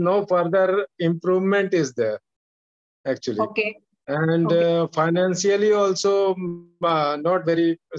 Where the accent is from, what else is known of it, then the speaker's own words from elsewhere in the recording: Jabalpur, Madhya Pradesh, India; Yeah, I am from Jabalpur.